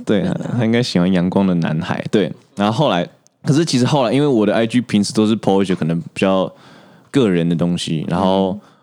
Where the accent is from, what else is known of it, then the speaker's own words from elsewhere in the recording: Taiwan; 我一直都待台湾